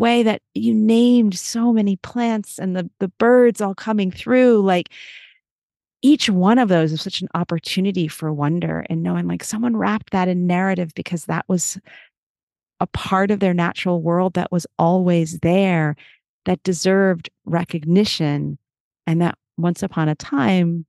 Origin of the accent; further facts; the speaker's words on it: United States; also born or lived in New York; as an American